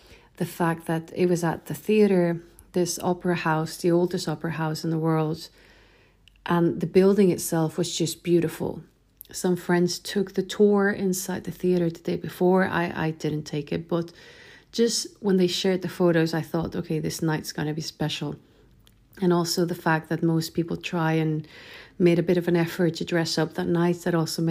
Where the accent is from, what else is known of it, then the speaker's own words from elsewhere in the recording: Chile; now in Sweden; I'm originally from Chile, but I live in Sweden